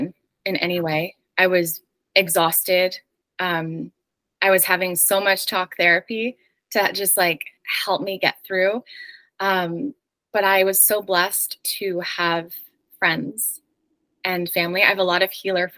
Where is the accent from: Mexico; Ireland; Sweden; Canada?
Canada; moved away as an adult; also born or lived in New York City; I'm originally Canadian, and my husband is a dual citizen, American and Canadian